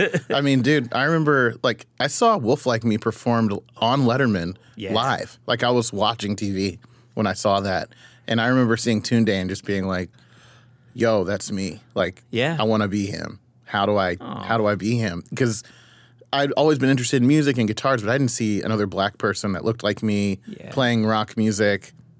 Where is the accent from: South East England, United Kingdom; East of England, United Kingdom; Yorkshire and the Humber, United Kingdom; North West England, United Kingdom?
East of England, United Kingdom; Ipswich; born there; So I was born in Ipswich, Suffolk, in the UK. My dad was a military person.